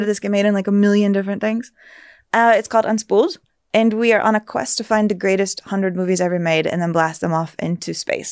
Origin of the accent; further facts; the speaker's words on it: San Antonio, Texas, United States; moved away; I felt kinda insulated growing up in San Antonio